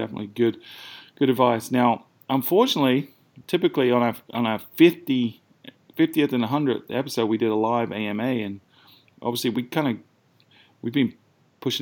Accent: United Kingdom; now in South Carolina, United States; they're both fellow Brits, so I'm sure they were mocking my accent

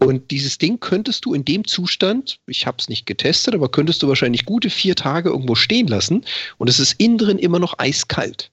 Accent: Freiburg, Baden-Württemberg, Germany; now in Hamburg, Germany; da wo ich herkomme aus, aus Freiburg, da hatten wir das auch, den Schlachter, den Metzger um die Ecke

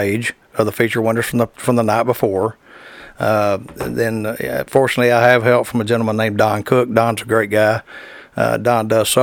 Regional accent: Dallas, Texas, United States; I grew up in Dallas

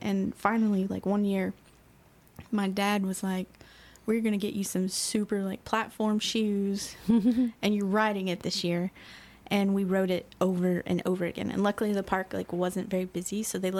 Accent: Eastern Kentucky, United States; now in Louisville, United States; I grew up in Eastern Kentucky, like as far east as you can get before you're in West Virginia.

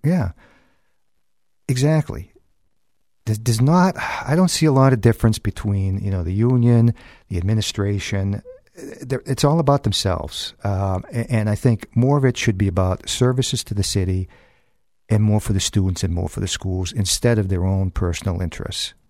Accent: Manchester, New Hampshire, United States; I grew up in South Manchester

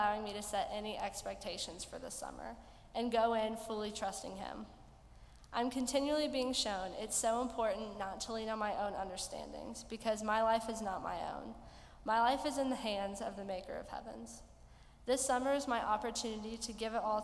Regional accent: Venice, Florida, United States; I'm from Venice, Florida, and I'm going to be a sophomore at Florida Southern College next year.

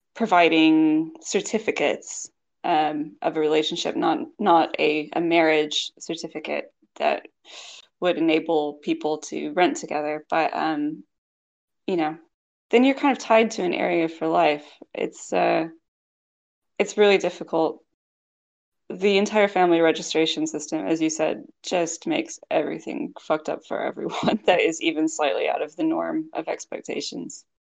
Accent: Kentucky, United States; moved away as an adult; also born or lived in Tokyo, Japan / United Kingdom; I'm from Kentucky

